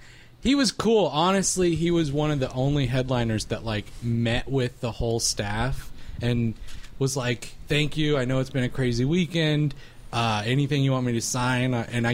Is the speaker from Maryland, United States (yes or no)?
no; Raleigh, North Carolina, United States